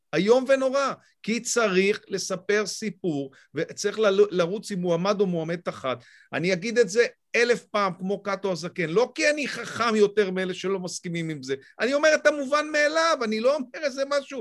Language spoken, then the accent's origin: Hebrew; Israel; אני קודם כל ישראלי